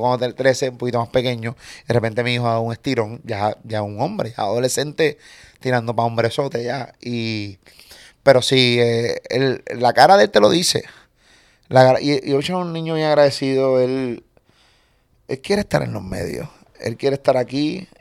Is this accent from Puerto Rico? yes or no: yes; Puerto Rico; accent: boricua; yo soy puertorriqueño.